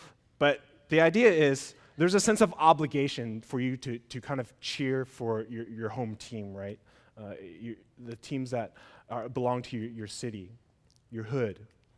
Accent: Sacramento, California, United States; also born or lived in San Francisco; now in Southern California, United States; You see, I was born and raised in Sacramento, California, and after finishing my undergrad at UC Art, I got my first job in San Francisco.

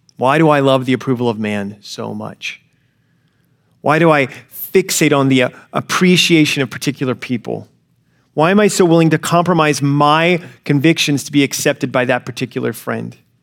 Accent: Alabama, United States; growing up in the South, I grew up in Alabama

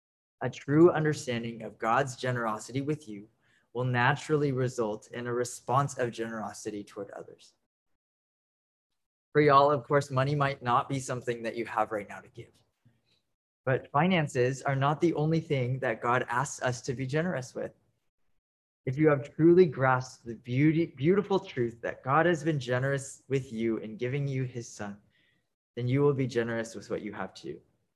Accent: Dallas, Texas, United States; I'm 23 years old and I'm Japanese American and born and raised in Dallas, Texas.

